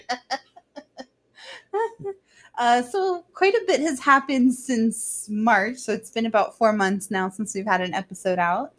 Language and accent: English; Orlando, Florida, United States; growing up in Orlando